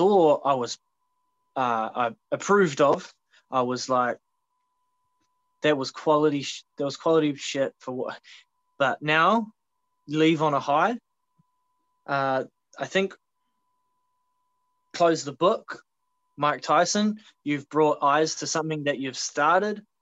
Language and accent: English; Australia; moved away; back home. And in Australia